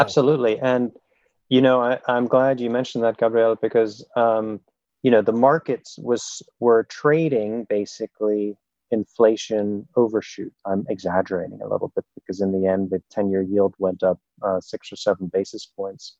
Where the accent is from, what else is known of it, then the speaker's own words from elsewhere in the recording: Germany; moved away; I grew up in Germany